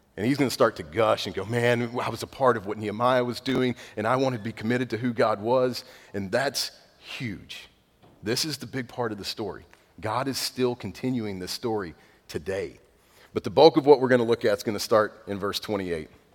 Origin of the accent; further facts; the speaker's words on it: East Texas, United States; I'm redneck from East Texas